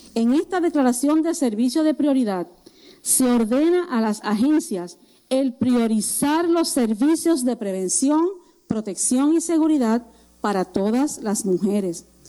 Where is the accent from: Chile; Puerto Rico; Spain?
Puerto Rico; aquí en Puerto Rico